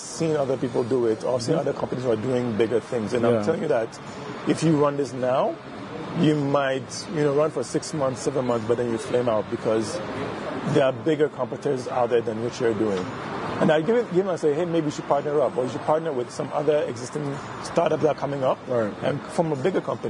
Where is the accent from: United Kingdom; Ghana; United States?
Ghana; the Ghanaian side